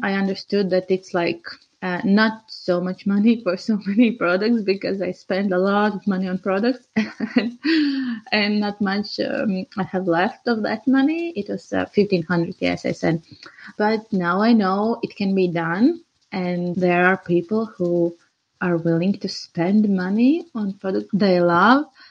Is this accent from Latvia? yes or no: yes; Riga, Latvia; I'm from Latvia, Riga